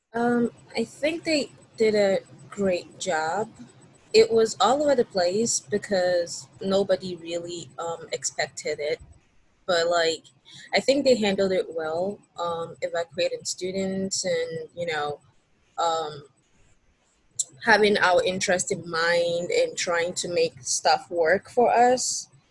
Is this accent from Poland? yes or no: no; Nigeria; moved away as an adult; now in United States; I'm originally from Nigeria, um, so yeah, I'm an international student